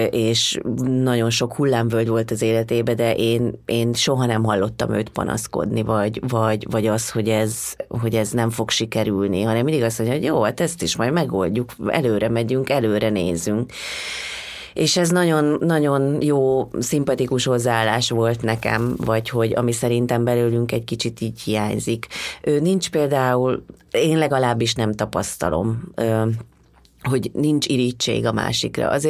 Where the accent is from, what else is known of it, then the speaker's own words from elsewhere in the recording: Hungary; és mondom ezt magamra, mert én, én is magyar vagyok